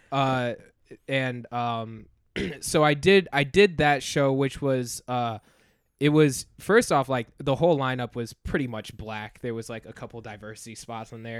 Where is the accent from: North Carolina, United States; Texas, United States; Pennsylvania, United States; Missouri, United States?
North Carolina, United States; also born or lived in Farmington Hills, Michigan; now in Chicago, United States; before I came to Chicago, I, I was in North Carolina. I, I, I was born in Michigan, uh, had family there, like, lived there for the first six years of my life